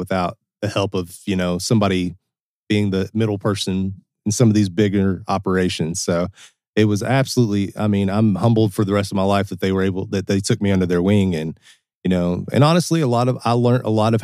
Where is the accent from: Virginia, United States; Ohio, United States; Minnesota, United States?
Ohio, United States; Cincinnati; also born or lived in Kentucky / Milan, Italy; Venga da Cincinnati, Ohio. I'm from Cincinnati, Ohio.